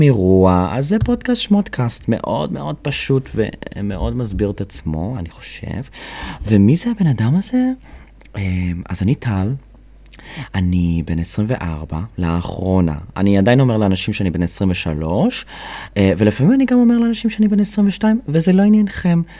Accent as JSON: {"language": "Hebrew", "town": "Kadima", "region": "Central District", "country": "Israel", "tie": "born or raised there", "also_born_or_lived": "United States", "lives_now": "Tel Aviv, Israel", "said": "אני עליתי לארץ בגיל 13 מארצות הברית, ולכן יש לי קצת מפתע. אה, אולי כי אני הומו גם, אני לא יודע. זה עוד פרט עליי שעכשיו גיליתם. אה, וגדלתי בקדימה ובאבן יהודה, שזה במושבים כזה ליד נתניה."}